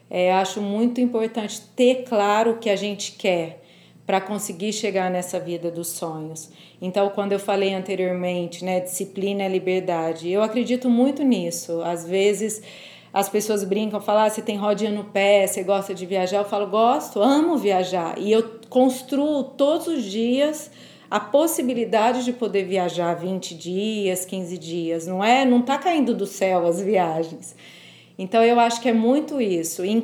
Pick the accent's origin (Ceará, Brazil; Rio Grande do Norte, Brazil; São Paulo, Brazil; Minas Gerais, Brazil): São Paulo, Brazil; Franca; eu sou do interior de São Paulo. Eu me mudei para São Paulo para fazer faculdade.